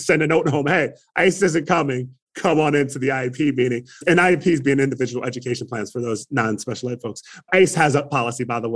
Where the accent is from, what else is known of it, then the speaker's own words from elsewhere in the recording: Trenton, New Jersey, United States; now in Arizona, United States; I grew up in Trenton, New Jersey